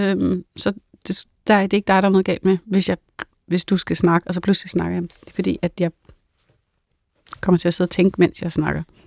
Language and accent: Danish; North Zealand, Capital Region of Denmark, Denmark; Jeg kommer fra Sjælland Lund, øh, som er Nordsjælland